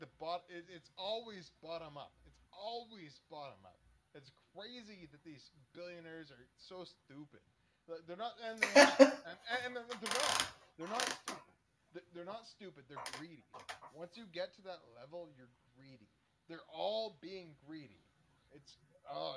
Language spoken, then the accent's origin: English; Canada